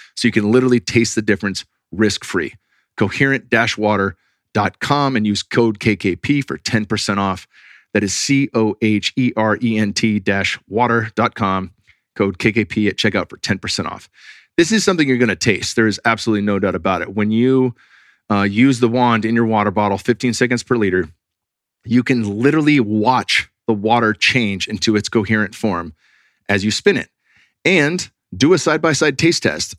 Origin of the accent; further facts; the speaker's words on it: Bay Area, California, United States; I grew up in the Bay Area